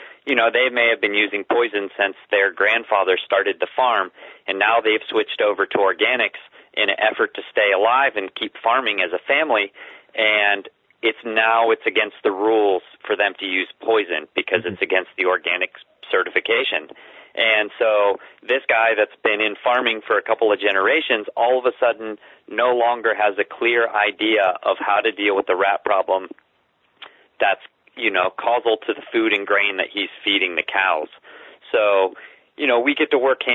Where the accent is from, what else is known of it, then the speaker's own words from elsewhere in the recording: the South, United States; I grew up in the South in the real religious community